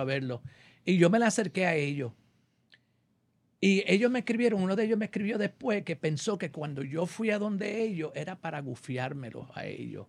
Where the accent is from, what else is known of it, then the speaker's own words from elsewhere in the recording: New York, United States; also born or lived in Puerto Rico; now in Los Angeles, United States; soy nacido y criado en Nueva York.